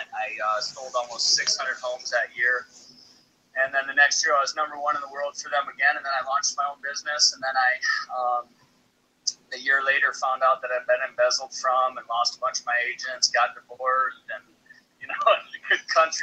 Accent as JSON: {"language": "English", "town": "Minneapolis", "region": "Minnesota", "country": "United States", "tie": "born or raised there", "moved": "yes", "lives_now": "Austin, United States", "said": "Minneapolis right now, which is my hometown"}